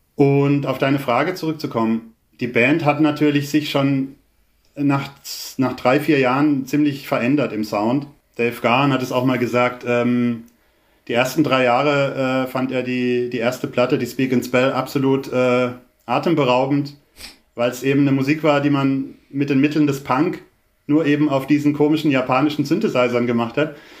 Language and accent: German; Baden-Württemberg, Germany; ich bin ja jetzt weder in Köln noch in Berlin groß geworden, sondern in einem kleinen Dorf